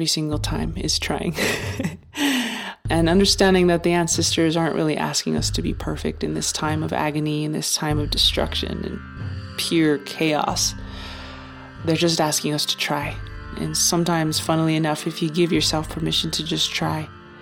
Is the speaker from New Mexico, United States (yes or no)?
yes; Taos, New Mexico, United States; now in Santa Fe, United States; Taos, New Mexico, my hometown